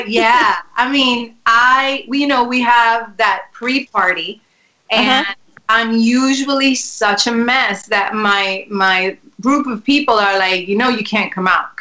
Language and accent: English; New York City, New York, United States; also born or lived in Spanish Harlem; I was born there, and I was raised in the South Bronx when it was the burning times.